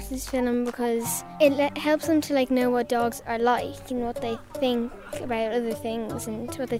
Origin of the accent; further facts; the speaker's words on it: Dublin, Leinster, Ireland; I'm turning 10 next week and I'm from Clontarf.